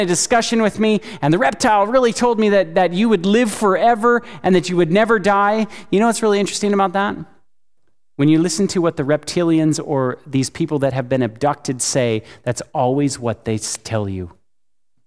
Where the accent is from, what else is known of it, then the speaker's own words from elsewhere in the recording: California, United States; now in Chattanooga, United States; I live in Chattanooga. I live in the Bible Belt, right? I'm from California.